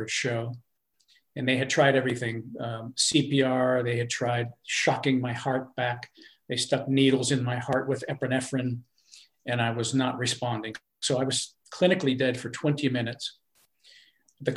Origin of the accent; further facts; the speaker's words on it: Pennsylvania, United States; now in North Carolina, United States; my hometown of Pennsylvania